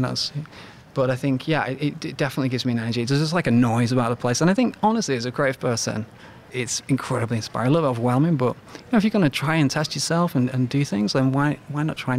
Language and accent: English; England, United Kingdom; let's just say England, for instance, which I love and I'm absolutely proud of being Englishman